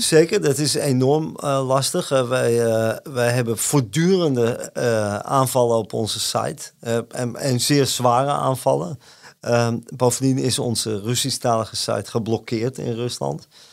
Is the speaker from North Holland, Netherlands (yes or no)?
yes; Amsterdam, North Holland, Netherlands; ik ben geboren en getogen in Amsterdam